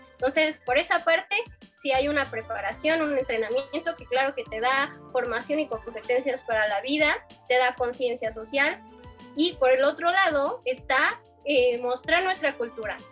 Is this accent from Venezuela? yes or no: no; Mexico; lo que somos los mexicanos